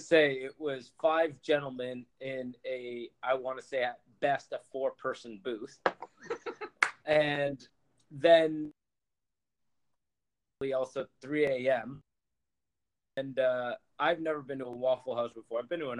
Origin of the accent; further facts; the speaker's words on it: Ottawa, Ontario, Canada; also born or lived in London; now in Little Rock, United States; I'm from Ottawa, Canada.